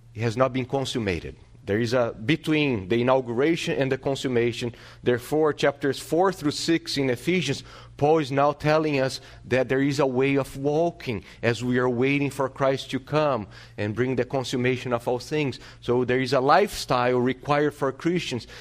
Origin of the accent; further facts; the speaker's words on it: Brazil; moved away; growing up in Brazil, in my city